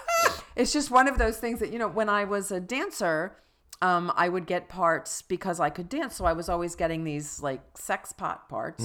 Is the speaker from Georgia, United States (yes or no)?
no; Plainfield, New Jersey, United States; moved away; also born or lived in Maryland; I grew up in New Jersey and Maryland